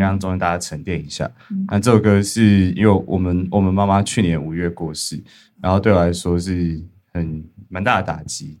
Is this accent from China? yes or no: no; Dahu, Miaoli County, Taiwan; 我跟 James 其实是小时候在大湖长大，嗯。苗栗大湖，所以有草莓的故乡，草莓